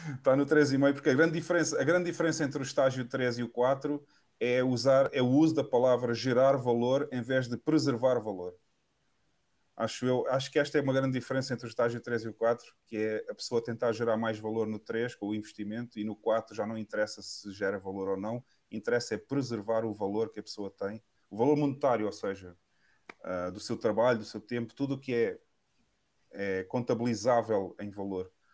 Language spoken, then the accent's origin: Portuguese; Portugal; Eu adoro Portugal, é o país onde eu nasci